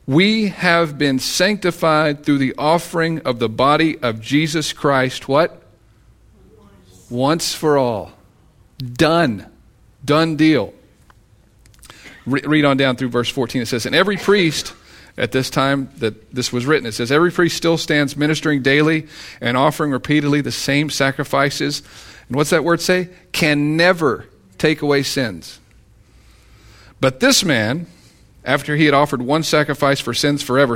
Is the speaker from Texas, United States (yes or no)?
yes; Texas, United States; I'm from Texas